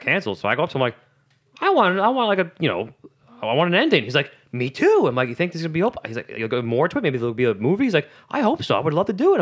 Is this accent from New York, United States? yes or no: yes; New York City, New York, United States; I'm from Staten Island